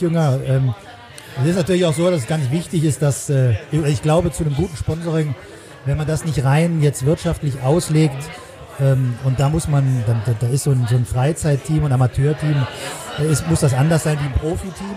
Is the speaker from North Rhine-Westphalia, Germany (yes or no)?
yes; Düsseldorf, North Rhine-Westphalia, Germany; moved away as an adult; also born or lived in Saarland / Zurich; now in Cologne, Germany; gebürtiger Saarländer, bin aber in Nordrhein-Westfalen in der, in der bösen Stadt aufgewachsen, in hm? Düsseldorf.